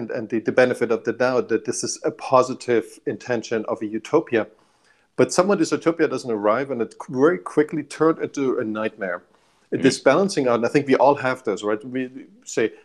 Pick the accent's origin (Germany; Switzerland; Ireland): Germany; eastern Germany; I grew up in Eastern Germany